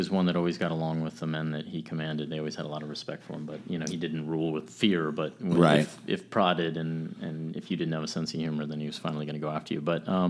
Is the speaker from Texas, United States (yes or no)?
yes; San Antonio, Texas, United States; also born or lived in Arizona / Columbus, Georgia; we grew up in San Antonio, Texas, spent a little time in Arizona at Fort Huachuca